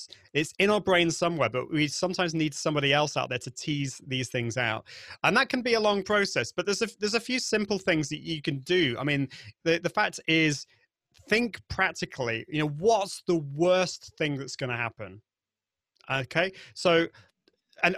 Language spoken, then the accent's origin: English; United Kingdom; accent: British; my British accent